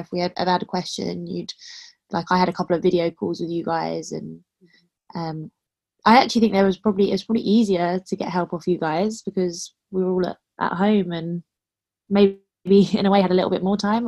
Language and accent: English; London, United Kingdom; I'm from London